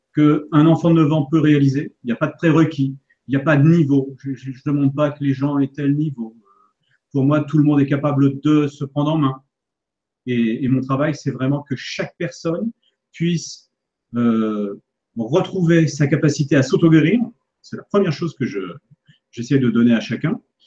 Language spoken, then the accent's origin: French; Paris, Île-de-France, France; now in Annecy, France; Pour retrouver justement mes racines, vous voyez, en fait, pour retrouver mon terroir, parce que je suis parisien au départ